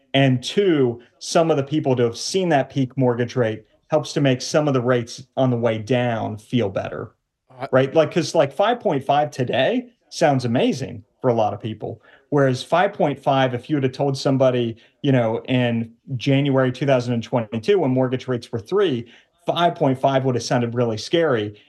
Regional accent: Cincinnati, Ohio, United States; moved away as an adult; also born or lived in New York; my wife and I, who we are both from the Cincinnati area family-wise

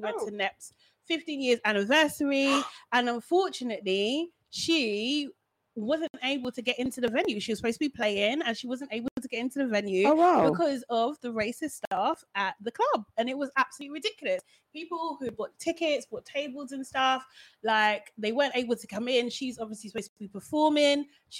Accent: Nigeria; Yeah. I'm just really, obviously, as a Nigerian, it's just really embarrassing.

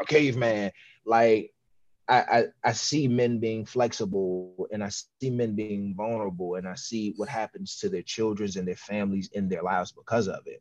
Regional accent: Washington, District of Columbia, United States; I grew up in Southeast DC

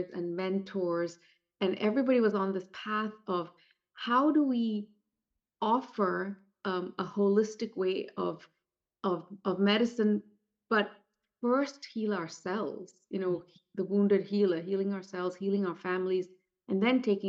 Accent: India; moved away; growing up in India.

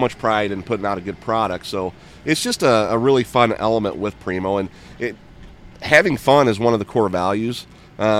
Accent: St. Louis, Missouri, United States; I'm from St. Louis

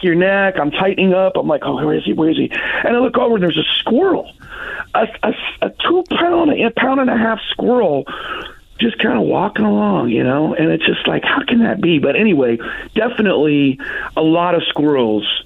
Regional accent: Wabash, Indiana, United States; moved away; when I lived in Wabash, you know, I'm from Wabash originally

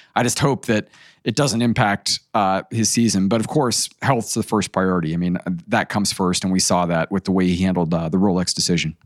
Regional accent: United States; as an American

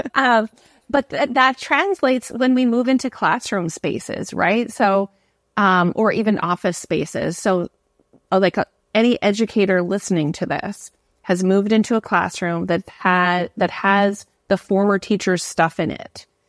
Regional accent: Canada; moved away as an adult; also born or lived in New York City, United States / Singapore; now in Hawaii, United States; So I'm from Canada. I've moved to New York City and taught there. Then I moved to Singapore. Now I live in Hawaii

